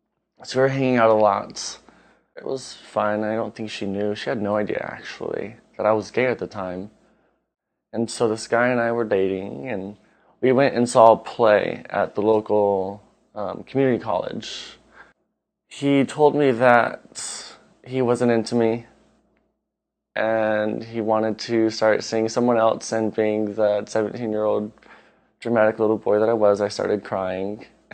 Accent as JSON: {"language": "English", "town": "Bremerton", "region": "Washington", "country": "United States", "said": "from Bremerton, Washington. Being from Washington, the Seattle area, we have a lot of pride in our town. I even have a Seattle tattoo."}